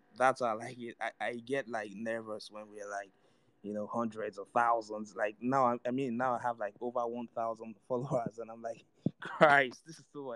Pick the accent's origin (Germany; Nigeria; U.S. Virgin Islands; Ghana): Nigeria; I'm from Nigeria